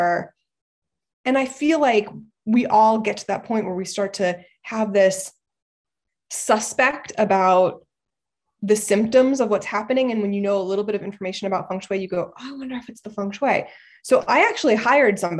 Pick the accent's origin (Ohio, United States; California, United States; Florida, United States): Ohio, United States; moved away as an adult; also born or lived in Los Angeles; I was born and raised in Ohio